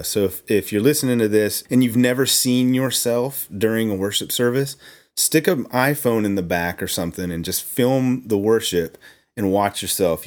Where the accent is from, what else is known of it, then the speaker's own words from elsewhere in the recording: Oklahoma, United States; I grew up in Oklahoma